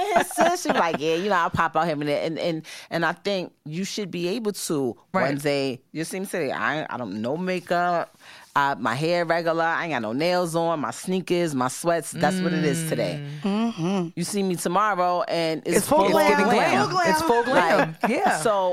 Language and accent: English; New York, United States; I was coming from the Bronx